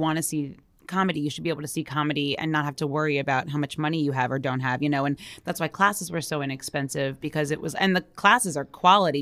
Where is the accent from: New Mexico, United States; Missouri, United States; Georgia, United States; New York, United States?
New York, United States; I'm from New York